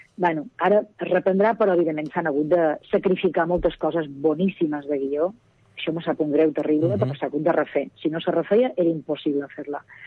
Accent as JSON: {"language": "Catalan", "area": "Majorca", "region": "Balearic Islands", "country": "Spain", "also_born_or_lived": "Barcelona", "accent": "Majorcan", "said": "voleu que ho faci en el meu accent?"}